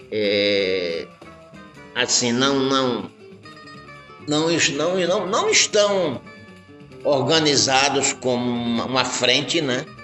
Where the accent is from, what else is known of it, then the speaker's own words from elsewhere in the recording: Alagoas, Brazil; now in Sergipe, Brazil; E aqui em Sergipe, né? Eu, eu não sou sergipano, né? Eu sou de Alagoas. Mas lá em Alagoas a gente viveu muito isso, né?